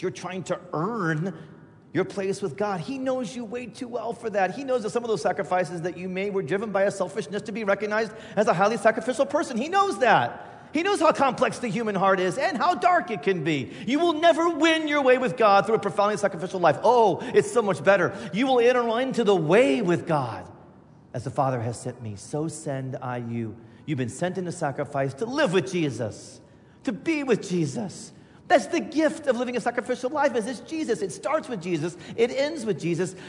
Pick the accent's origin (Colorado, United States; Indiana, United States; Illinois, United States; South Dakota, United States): Indiana, United States; moved away; also born or lived in Chicago; I grew up in Indiana